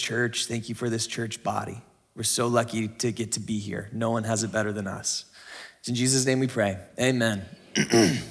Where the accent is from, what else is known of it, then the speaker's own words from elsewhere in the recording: San Diego, California, United States; moved away; We're from San Diego